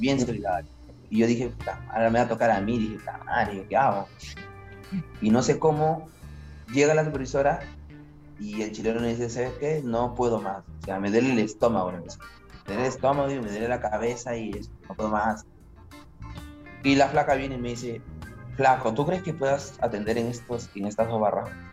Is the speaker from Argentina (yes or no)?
no; Peru; moved away; tú como peruano